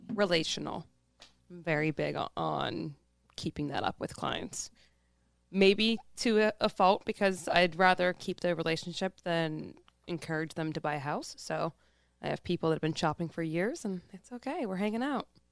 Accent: Pittsburgh, Pennsylvania, United States; I'm born and raised, um, in the east side of Pittsburgh.

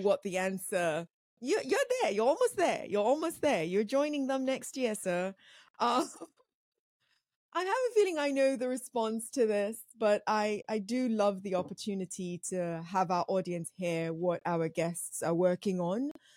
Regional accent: Nigeria; I'm African. I'm Nigerian, quite specifically

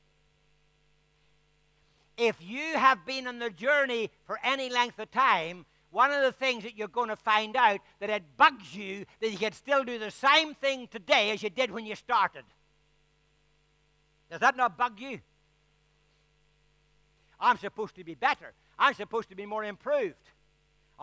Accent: Ireland; I'm Irish

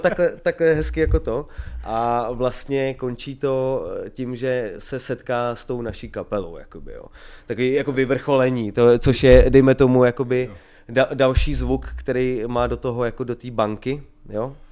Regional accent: Kamenice nad Lipou, Vysočina Region, Czechia; now in Prague, Czech Republic; my jsme kapela z Vysočiny

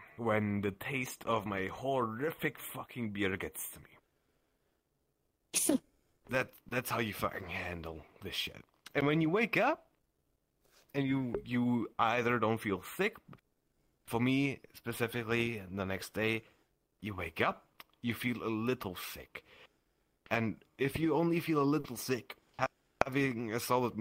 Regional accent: Germany; I'm German.

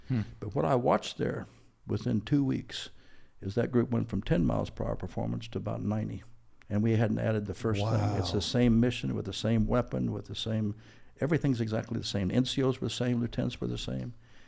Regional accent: Washington, District of Columbia, United States; also born or lived in Indianapolis, Indiana; I grew up in the East Coast in Washington, D.C., in Indianapolis.

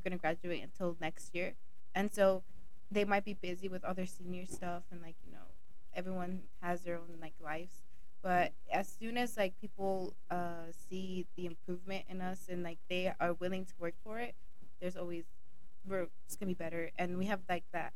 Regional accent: Honduras; English is a second language; now in United States; I am Hispanic. I come from Honduras. My parents are originated from there

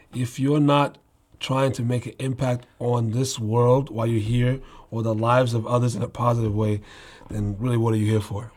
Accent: Newark, New Jersey, United States; moved away; I'm raised in Newark, New Jersey.

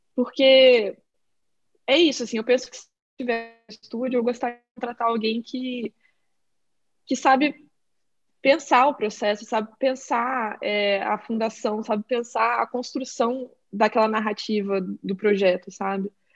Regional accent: Brazil; moved away as an adult; now in Portland, United States; eu sou brasileira

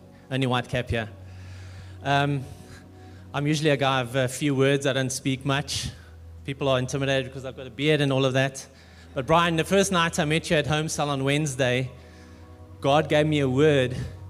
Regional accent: Durban, KwaZulu-Natal, South Africa; now in Pretoria, South Africa; I think we're both from Durban

